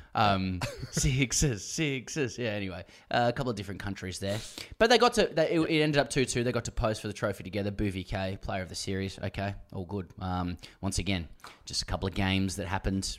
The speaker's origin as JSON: {"language": "English", "country": "Australia", "said": "I'm Australian"}